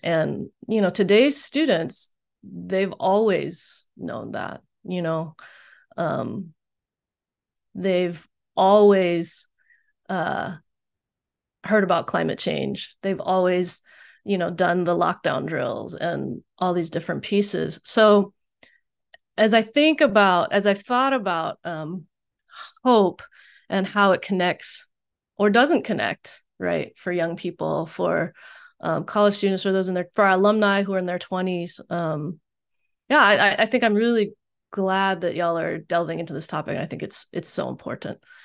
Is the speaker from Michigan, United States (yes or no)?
no; Richmond, Virginia, United States; also born or lived in Texas; now in Bay Area, United States; growing up in Richmond in the early eighties